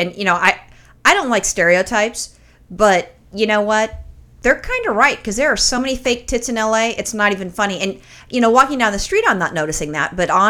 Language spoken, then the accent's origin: English; California, United States; accent: thick California; it's my thick California accent.